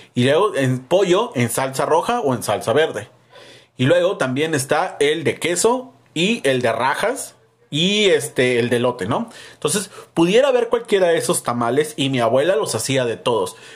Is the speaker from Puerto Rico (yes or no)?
no; Mexico; a nosotros como mexicanos